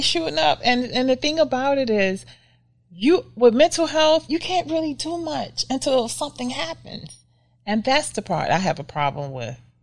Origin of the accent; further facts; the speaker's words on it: United States; we as African American people